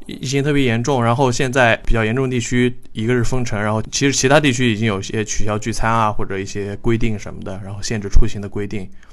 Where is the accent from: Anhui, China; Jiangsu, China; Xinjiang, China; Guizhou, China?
Jiangsu, China; Hai'an; 我老家在南通，海岸嗯。我跟我爸妈的家是在那个县城里边儿